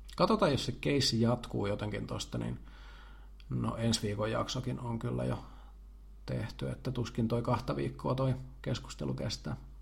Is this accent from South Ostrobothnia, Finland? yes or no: yes; Jalasjärvi, South Ostrobothnia, Finland; me ollaan samalta paikkakunnalta kotoisin, me ollaan molemmat Jalasjärveltä